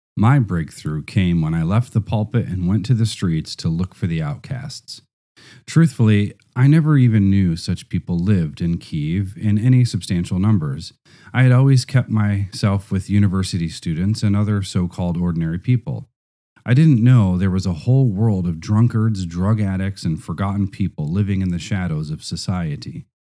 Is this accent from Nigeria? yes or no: yes; Nigeria; now in Russia; I was from Nigeria